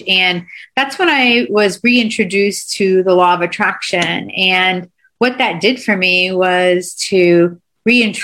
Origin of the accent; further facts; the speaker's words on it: Miami, Florida, United States; moved away as an adult; also born or lived in Delaware; I grew up in Miami